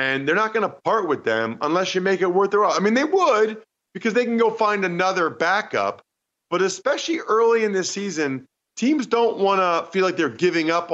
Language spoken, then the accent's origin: English; Reading, Pennsylvania, United States; I'm from Reading, Pennsylvania